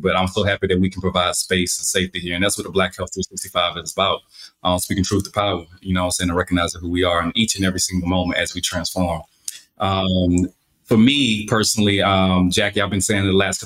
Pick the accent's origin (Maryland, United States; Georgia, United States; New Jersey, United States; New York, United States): Georgia, United States; Albany; accent: Southern; I'm from Albany, Georgia, birthplace of …